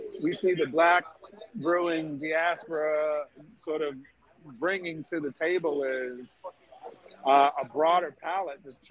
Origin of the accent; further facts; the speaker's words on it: Tuskegee, Alabama, United States; growing up in Tuskegee, Alabama